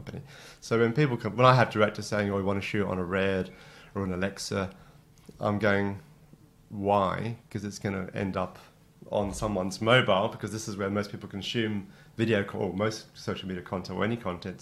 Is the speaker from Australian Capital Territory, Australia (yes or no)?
yes; Canberra, Australian Capital Territory, Australia; moved away as an adult; also born or lived in Wagga Wagga; now in United Kingdom; that's where I grew up in Canberra